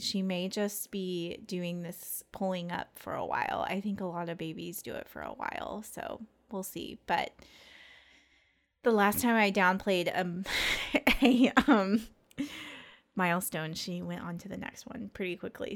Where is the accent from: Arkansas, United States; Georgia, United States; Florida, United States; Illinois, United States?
Arkansas, United States; Hot Springs; moved away as an adult; now in Northwest Arkansas, United States; we are from Hot Springs, um, which is a town in central Arkansas.